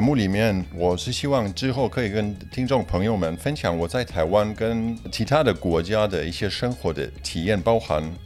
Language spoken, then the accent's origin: Chinese; Germany; Chinese is a second language; also born or lived in Poland / Beijing, China; now in Taiwan; 我也是在波兰出生的，不过我是在德国长大的